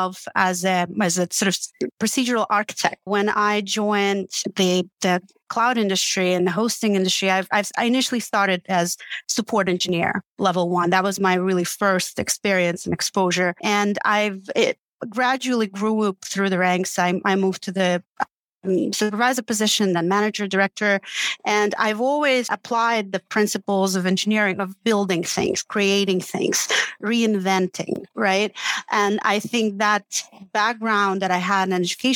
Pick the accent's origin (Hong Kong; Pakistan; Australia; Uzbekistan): Uzbekistan; Tashkent; English is a second language; moved away as an adult; now in Vancouver, Canada; I was born and raised in the capital of Uzbekistan, the city called Tashkent, and pretty much spent my youth there. And when I was 20 years old, I immigrated to Canada.